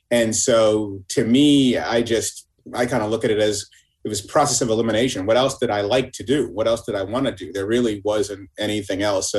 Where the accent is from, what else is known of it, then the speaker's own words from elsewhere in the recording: Boston, Massachusetts, United States; moved away as an adult; also born or lived in Philadelphia; growing up in Boston and then going to school in Philadelphia at Temple University